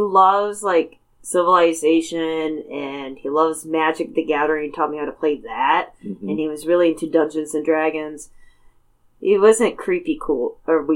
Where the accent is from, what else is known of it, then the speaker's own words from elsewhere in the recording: Michigan, United States; we're from Michigan